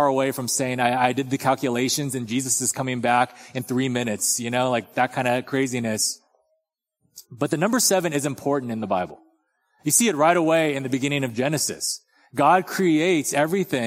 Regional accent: Torrance, California, United States; now in Texas, United States; in Torrance, where I grew up

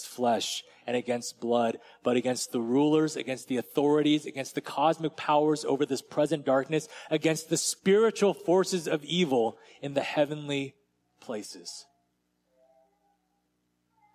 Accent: United States; as American Christians

